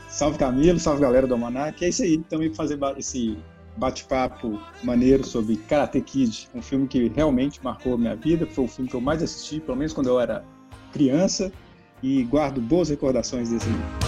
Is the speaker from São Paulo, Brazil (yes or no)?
no; interior of Minas Gerais, Brazil; eu fui criado no interior do estado de Minas Gerais